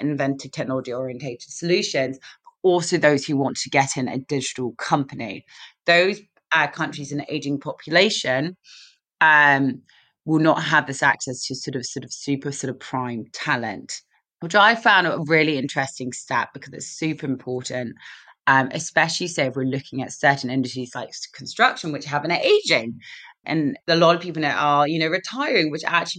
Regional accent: London, United Kingdom; accent: London; Our headquarters is in London, which you can tell from my accent

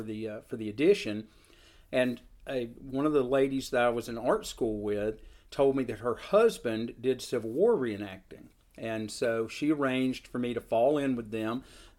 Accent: Seal Creek, Tennessee, United States; I grew up in Seal Creek, Tennessee, which is an area not noted for its large reenactor presence.

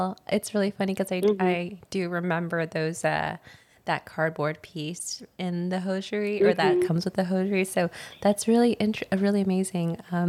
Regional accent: Texas, United States; now in New York City, United States; I'm originally from Texas

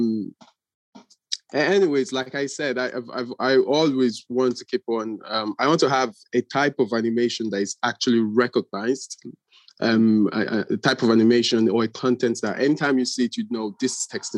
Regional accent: Nigeria; moved away; I'm originally Nigerian

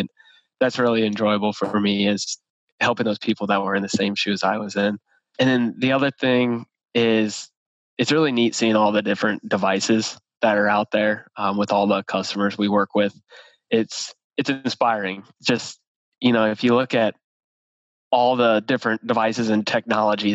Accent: Ohio, United States; moved away as an adult; now in Indianapolis, United States; born and raised in Ohio, OH, and then came over here to Indianapolis

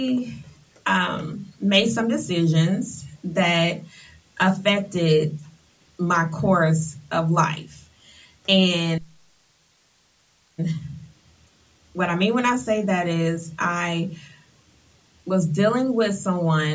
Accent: Atlanta, Georgia, United States; I hail from Atlanta, Georgia. I have attended Continental Colony, North Atlanta High School

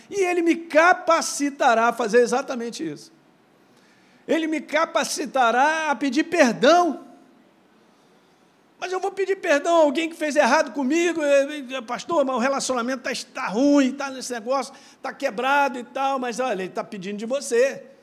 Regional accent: Minas Gerais, Brazil; born there; Eu sei, nasci em Minas, meu.

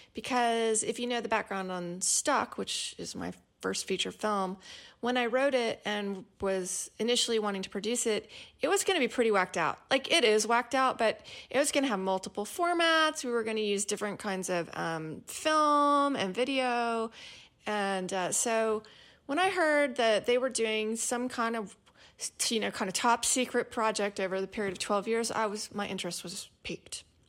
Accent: East Texas, United States; accent: East Texas; my East Texas accent

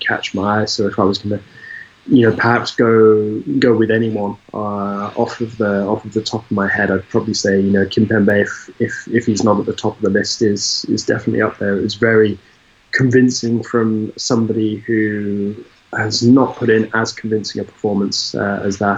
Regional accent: United Kingdom; being British

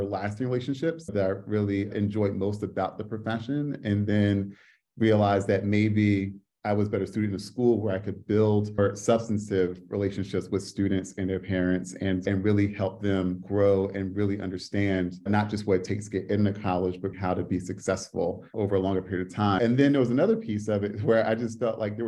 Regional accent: New Jersey, United States; now in Washington, D.C., United States; I'm originally from Jersey

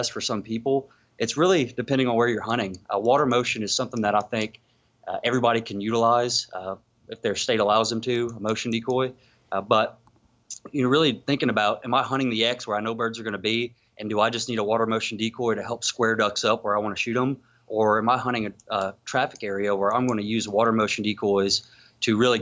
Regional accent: South Louisiana, United States; I grew up hunting in South Louisiana

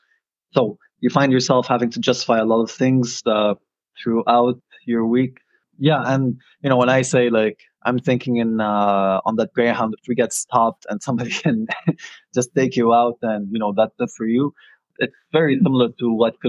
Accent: Beirut, Beirut Governorate, Lebanon; moved away as an adult; now in Ottawa, Canada; I grew up in Lebanon, Beirut

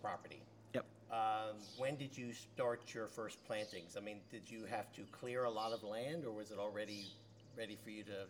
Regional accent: Maryland, United States; I'm from Maryland.

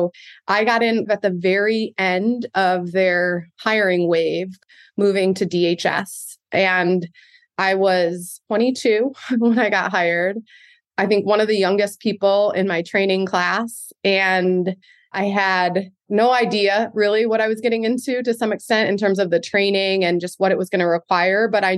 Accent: Ypsilanti, Michigan, United States; I grew up in Michigan in a little city called Ypsilanti, which is right outside of Ann Arbor. I am one of five kids.

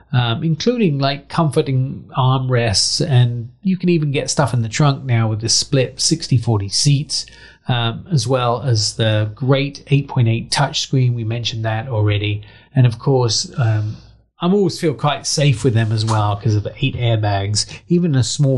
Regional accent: England, United Kingdom; moved away; I had a Mini growing up in England

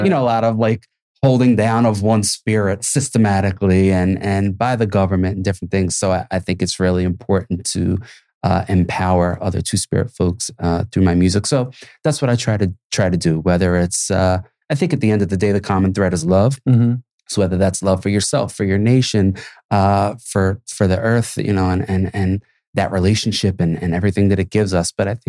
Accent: Philadelphia, Pennsylvania, United States; I think growing up in Philly too, when you ride through certain neighborhoods, certain places, and you see disenfranchised communities

